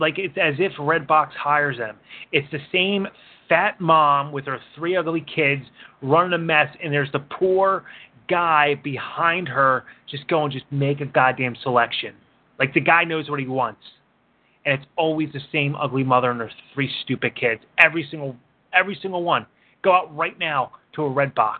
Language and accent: English; Philadelphia, Pennsylvania, United States; I grew up in Northeast Philly